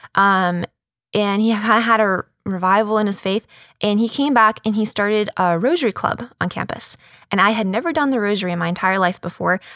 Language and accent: English; Boston, Massachusetts, United States; now in Houston, United States; I'm originally from Boston, up in Massachusetts. Uh, that's where I grew up. I was raised